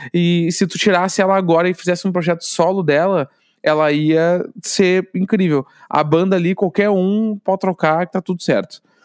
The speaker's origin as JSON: {"language": "Portuguese", "country": "Brazil", "accent": "gaúcho", "said": "sou do Brasil"}